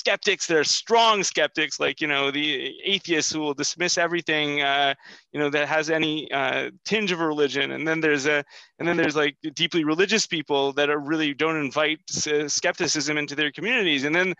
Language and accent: English; Canada; born there; I mean, I was born in Canada, and you know, I've always felt kind of a stranger in so many different context.